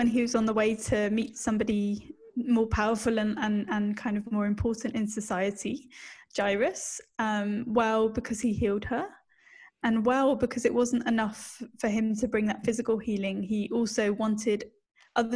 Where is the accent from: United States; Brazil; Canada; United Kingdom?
United Kingdom; accent: British; now in Australia; you can tell that I'm British from my accent